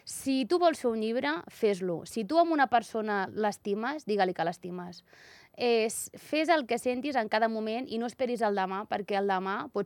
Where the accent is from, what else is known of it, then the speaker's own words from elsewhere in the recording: Sant Vicenç de Castellet, Catalonia, Spain; also born or lived in Andorra; now in Barcelona, Spain; Jo sóc de Sant Vicenç